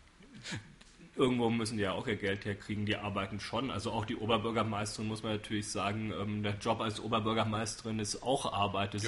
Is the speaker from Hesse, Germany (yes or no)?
yes; Frankfurt, Hesse, Germany; now in Würzburg, Germany; Frankfurt höchst. Im städtischen Krankenhaus bin ich geboren, dann zehn Jahre in einem Vorort gelebt, der Psalsheim heißt.